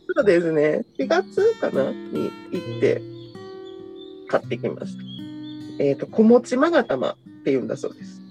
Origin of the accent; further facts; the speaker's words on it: Kyoto, Japan; 私は生まれも育ちも京都なので